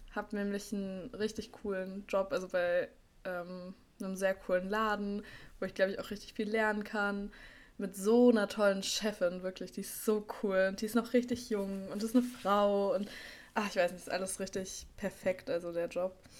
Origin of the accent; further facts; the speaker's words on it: Berlin, Germany; ich bin auch in Berlin-Schöneberg zur Schule gegangen